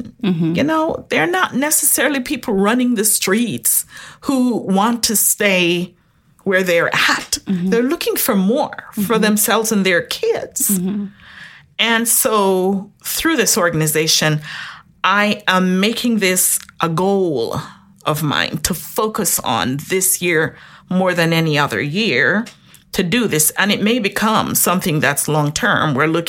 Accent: Jamaica; Originally, yes. Jamaica.

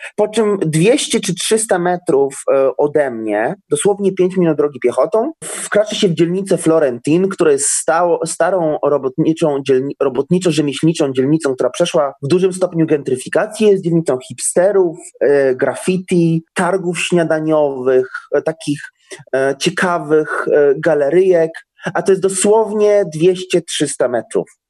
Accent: Wrocław, Lower Silesian Voivodeship, Poland; moved away as an adult; also born or lived in Haifa, Israel; now in Tel Aviv, Israel; Ja się urodziłem i wychowałem we Wrocławiu

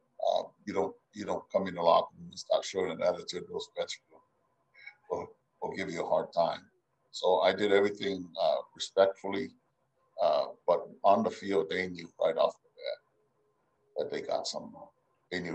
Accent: Hawaii, United States; moved away as an adult; also born or lived in Samoa; we grew up in Hawaii and Samoa

